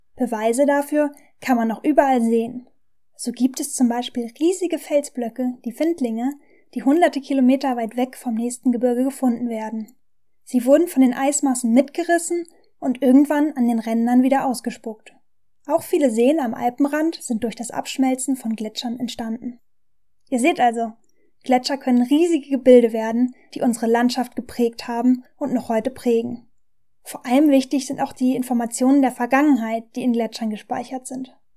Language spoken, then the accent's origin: German; Germany; bei uns in Deutschland